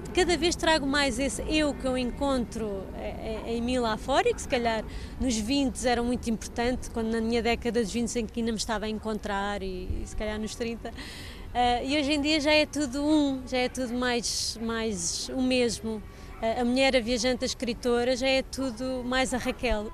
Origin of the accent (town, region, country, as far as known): Portugal